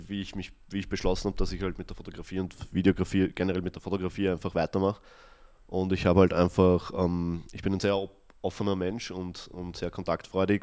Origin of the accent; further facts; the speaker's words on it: Austria; ich bin ja selber in, am Land aufgewachsen, mhm. also in einem 200 Einwohner Dorf